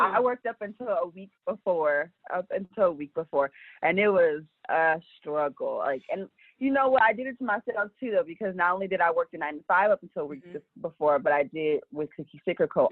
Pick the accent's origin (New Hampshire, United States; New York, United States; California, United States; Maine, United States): California, United States; Los Angeles; I'm from Los Angeles